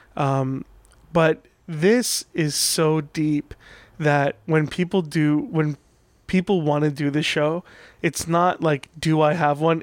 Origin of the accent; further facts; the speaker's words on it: Orange County, California, United States; also born or lived in Iran; I grew up in Orange County